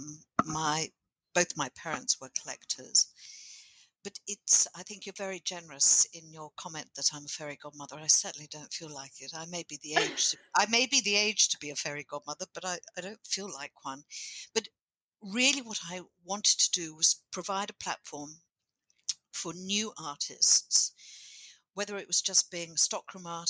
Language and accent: English; England, United Kingdom; moved away as an adult; now in Moree, Australia; I was born in England.